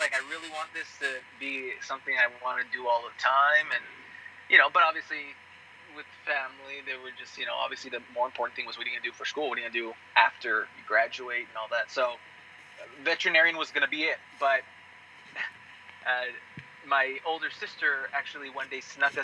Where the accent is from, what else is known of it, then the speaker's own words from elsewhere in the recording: El Paso, Texas, United States; moved away; when I was in college, back in my hometown of El Paso.